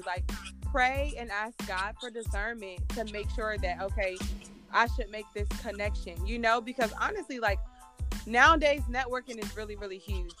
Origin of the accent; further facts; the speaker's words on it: Virginia, United States; I'm from Virginia